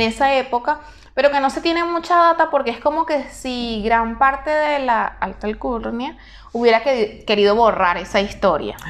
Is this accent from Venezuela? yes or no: yes; Venezuela; now in Argentina; yo estoy acá, ¿verdad? En la Argentina. Estoy con una residencia temporaria, perfecto, pero yo no soy ciudadana argentina. Pierdo la nacionalidad venezolana